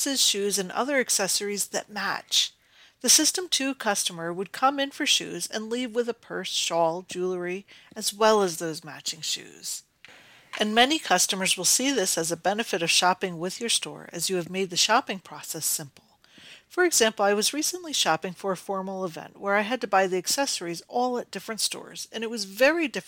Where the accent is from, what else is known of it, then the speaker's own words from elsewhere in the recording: Northeast, United States; I grew up in the Northeast and quite often visited an amusement park called the Great Escape.